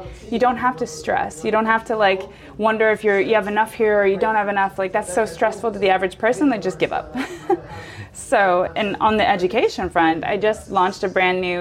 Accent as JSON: {"language": "English", "country": "United States", "moved": "yes", "said": "I'm American"}